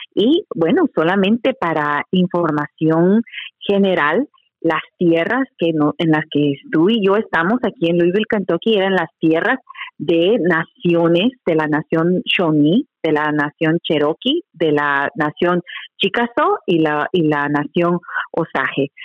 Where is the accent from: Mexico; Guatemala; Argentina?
Guatemala; now in United States; yo soy guatemalteca